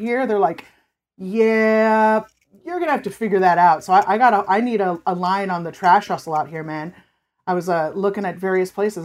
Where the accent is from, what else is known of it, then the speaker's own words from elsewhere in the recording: California, United States; now in Los Angeles, United States; I was born and raised in California